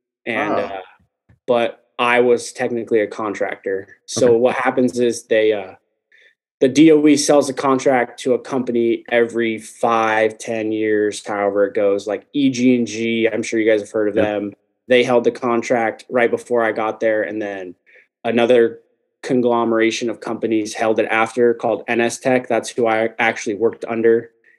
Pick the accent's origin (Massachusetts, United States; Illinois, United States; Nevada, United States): Nevada, United States; Las Vegas; also born or lived in Susanville, California; I was born and raised here.